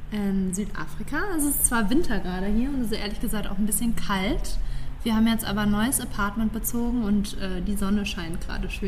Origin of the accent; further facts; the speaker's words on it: Cologne, North Rhine-Westphalia, Germany; moved away as an adult; Ähm, ja, also ich bin ja eigentlich in Köln geboren und eigentlich auch und auch aufgewachsen bis zu meinem 19. Lebensjahr war Köln auch meine abso, abso, absolute Lieblingsstadt.